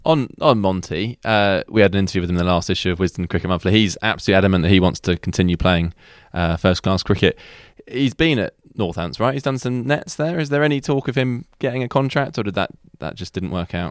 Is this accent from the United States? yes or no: no; Canterbury, South East England, United Kingdom; I grew up in Canterbury